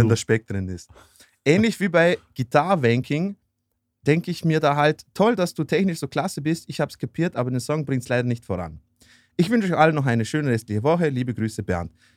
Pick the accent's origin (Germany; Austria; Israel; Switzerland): Austria; bei uns in Österreich